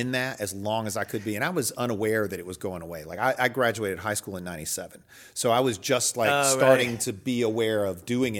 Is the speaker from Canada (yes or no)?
no; the South, United States; growing up in the South and doing that like North Carolina jam band scene thing